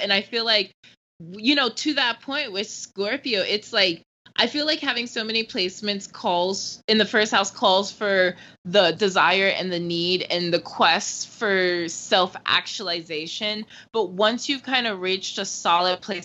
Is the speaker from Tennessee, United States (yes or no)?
no; Florida, United States; accent: California; I grew up in Florida, the swamps